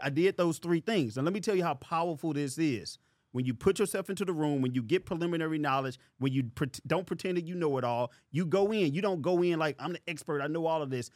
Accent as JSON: {"language": "English", "town": "St. Louis", "region": "Missouri", "country": "United States", "said": "I'm from Saint Louis, Missouri"}